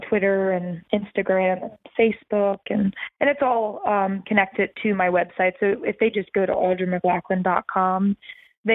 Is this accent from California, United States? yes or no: no; right outside of the Philadelphia area, Pennsylvania, United States; I grew up in right outside of the Philadelphia area